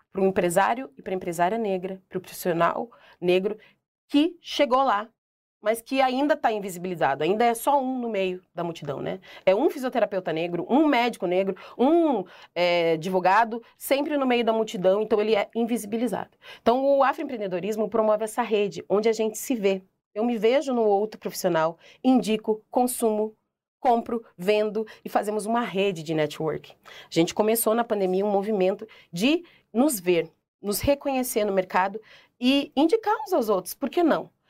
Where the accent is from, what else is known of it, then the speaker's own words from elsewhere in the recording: Curitiba, Paraná, Brazil; Sou curitibana, mas ninguém aqui me conhece.